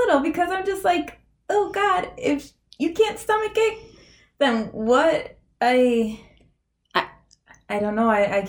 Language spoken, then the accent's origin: English; Western New York, United States; we're from Western New York and we're local and we love all our local things